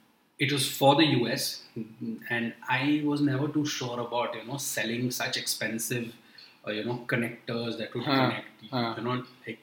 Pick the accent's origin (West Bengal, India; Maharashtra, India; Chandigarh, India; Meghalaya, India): Maharashtra, India; Nashik; I come from Nasik.